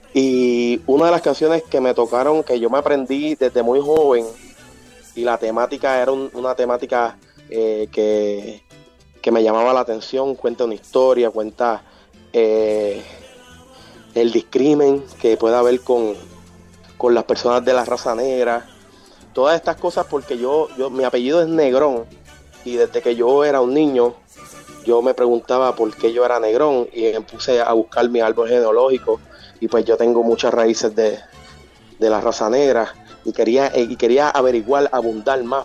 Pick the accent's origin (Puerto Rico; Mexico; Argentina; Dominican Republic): Puerto Rico; Morovis; soy del pueblo de Morovis, que es contiguo al pueblo de Orocovis.